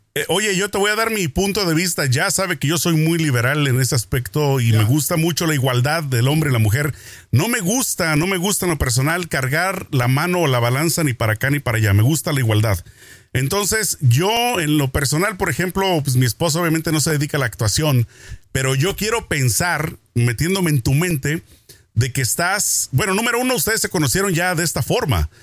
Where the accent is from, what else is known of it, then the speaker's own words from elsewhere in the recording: Mexico; yo crecí en México